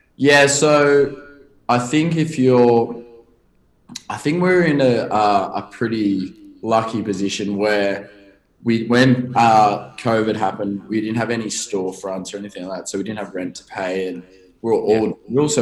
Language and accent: English; Sydney, New South Wales, Australia; I grew up in, a, and I actually still live kind of nearby in a town called Bronte. So it's a beach suburb. Just not many people would probably know uh, where that is in America, but it's just south of um, Bondi